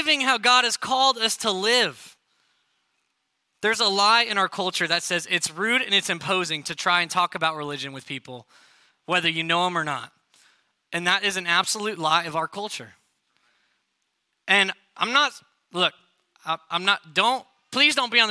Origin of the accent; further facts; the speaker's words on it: Arizona, United States; moved away as an adult; also born or lived in New York City / Texas; now in Melissa, United States; I grew up in Arizona